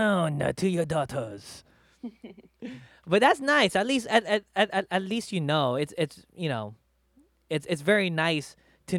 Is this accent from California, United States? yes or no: yes; Los Angeles, California, United States; I've always been in Los Angeles, and I've known nothing but living the city life